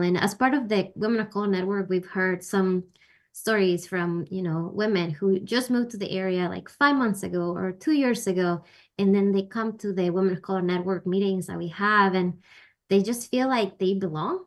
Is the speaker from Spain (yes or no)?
no; Peru; now in United States; I'm actually originally from Peru